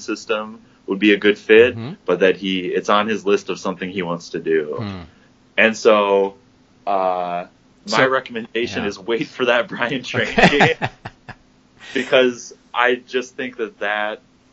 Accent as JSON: {"language": "English", "region": "Minnesota", "country": "United States", "also_born_or_lived": "Pittsburgh, Pennsylvania", "moved": "yes", "lives_now": "Wisconsin, United States", "said": "even though I'm not an original Wisconsinite, I'm a Minnesotan at heart"}